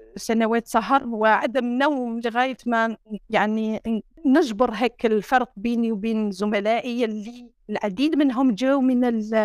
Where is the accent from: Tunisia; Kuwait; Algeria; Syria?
Algeria; Sétif, Sétif Province; moved away; سطيف اوله مدينتي